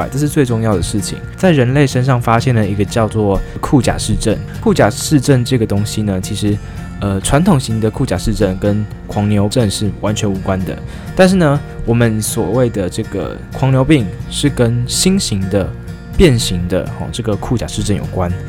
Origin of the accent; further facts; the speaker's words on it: Taiwan; 对于人类还有我们台湾人民的这个健康是有疑虑的